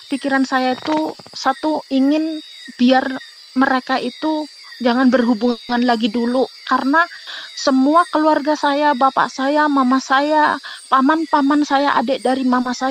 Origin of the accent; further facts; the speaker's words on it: Java, Indonesia; kalau kita orang Jawa ngomong keblinger gitu kak